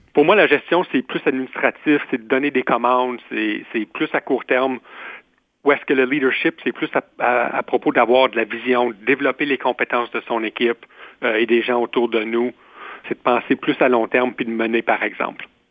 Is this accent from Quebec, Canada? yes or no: no; Ontario, Canada; also born or lived in Guelph; je suis franco-ontarien